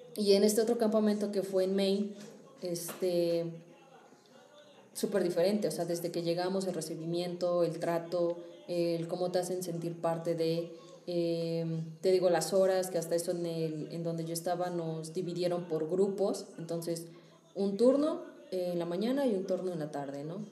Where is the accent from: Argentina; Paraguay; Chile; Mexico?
Mexico; nosotros como mexicanos sí somos muy de vas a lo que vas